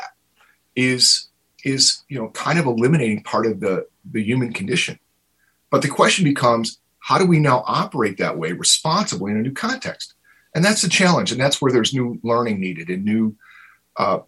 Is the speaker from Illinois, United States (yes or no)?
yes; Cicero, Illinois, United States; also born or lived in Berwyn, Illinois; I grew up in Berwyn and Cicero, Illinois